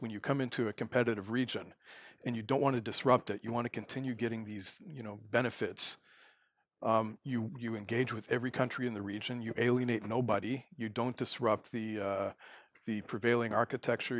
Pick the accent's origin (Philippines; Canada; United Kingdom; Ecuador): Canada; moved away as an adult; also born or lived in South Korea / Taiwan; now in Abu Dhabi, United Arab Emirates; I'm from Canada